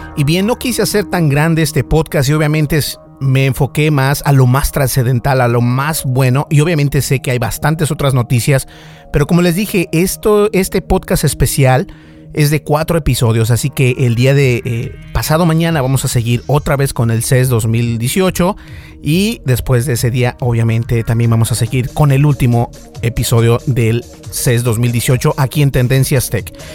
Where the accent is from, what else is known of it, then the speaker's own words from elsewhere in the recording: Mexico; también soy parte mexicano